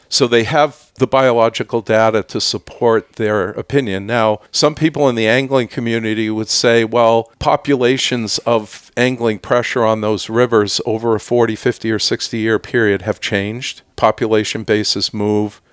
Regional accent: Clinton, New York, United States; moved away as an adult; also born or lived in Lake Placid, New York; now in Stowe, United States; I grew up just outside of the Syracuse area in Clinton, New York.

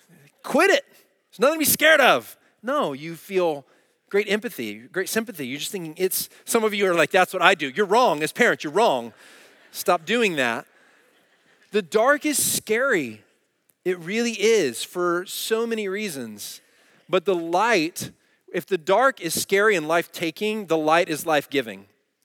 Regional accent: Dallas, Texas, United States; And where I grew up in Dallas, we had alleys.

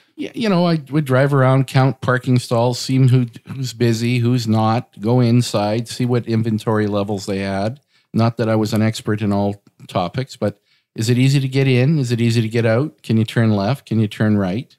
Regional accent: Portage la Prairie, Manitoba, Canada; now in Winnipeg, Canada; I got into real estate growing up in Portage La Prairie, which is about an hour west of Winnipeg.

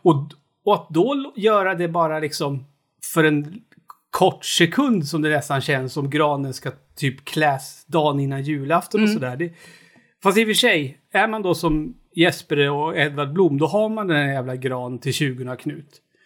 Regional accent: Knutby, Uppsala County, Sweden; moved away; när jag var liten och bodde i Knutby

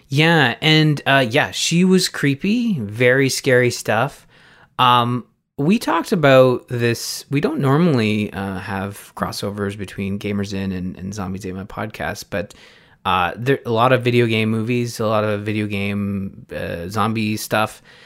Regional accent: Canada; as a Canadian

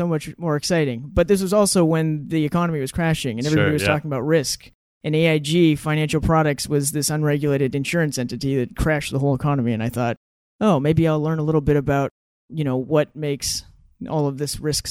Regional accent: Ketchikan, Alaska, United States; moved away as an adult; also born or lived in Oregon; So I grew up in Ketchikan, Alaska, known for being the rainiest city in the country

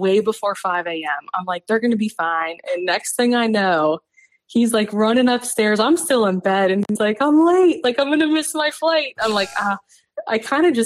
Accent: Cincinnati, Ohio, United States; we both grew up in Ohio. We're both from Cincinnati

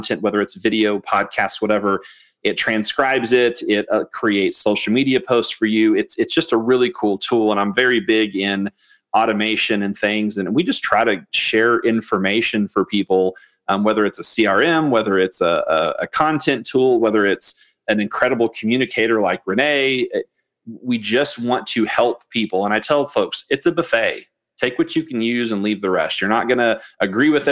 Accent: Missouri, United States; I grew up in Missouri

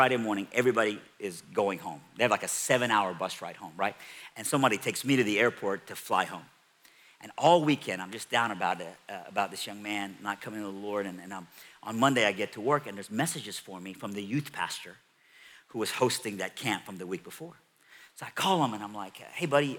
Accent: Iran; moved away; I'm from Iran

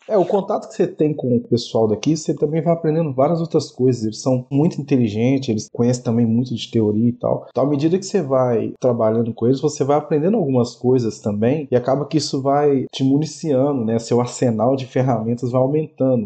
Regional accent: Brazil; now in Portugal; a gente é brasileiro

